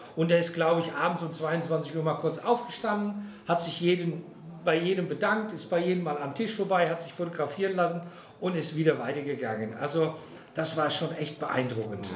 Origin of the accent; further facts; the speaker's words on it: Netherlands; now in Frankfurt, Germany; Geboren bin ich in Kloster Sander, das ist ein kleines Örtchen in den Niederlanden, direkt an der Küste. Also ich bin also ein echtes Küstenkind